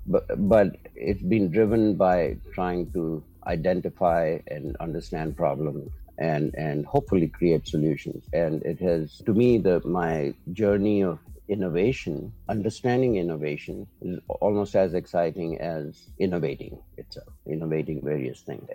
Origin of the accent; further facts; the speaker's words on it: Hyderabad, Telangana, India; I was born and brought up in India, in Hyderabad, which is a city in the center of India, and went to school there, high school.